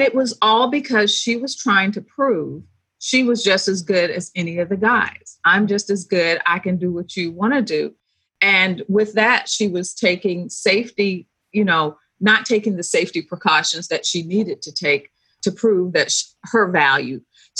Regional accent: Philippines; also born or lived in Greece; I grew up in the Philippines. I spent at least 8 years. So my young years and then my high school years were all in the Philippines.

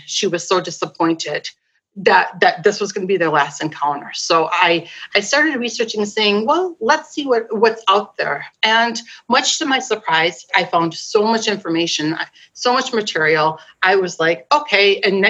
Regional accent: Michigan, United States; moved away as an adult; now in Germany; And I grew up in Michigan, which isn't flat. I thought so when I was growing up. I thought it was the flattest place in the world.

